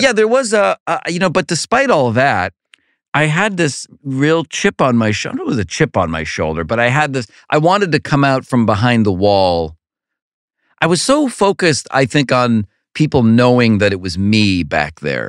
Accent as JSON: {"language": "English", "town": "Cleveland", "region": "Ohio", "country": "United States", "tie": "born or raised there", "said": "growing up in Cleveland, an only child who doesn't like sports"}